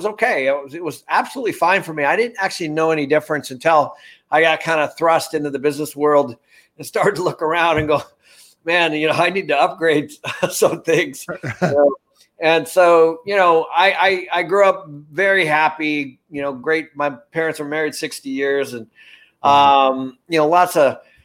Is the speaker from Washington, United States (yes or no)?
yes; Everett, Washington, United States; I was born in Everett, Washington